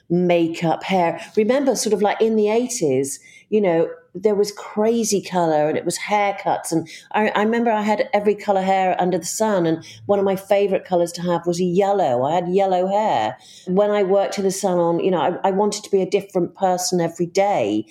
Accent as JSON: {"language": "English", "town": "Bristol", "region": "South West England", "country": "United Kingdom", "tie": "born or raised there", "also_born_or_lived": "Australia / London", "moved": "yes", "said": "I grew up in Bristol"}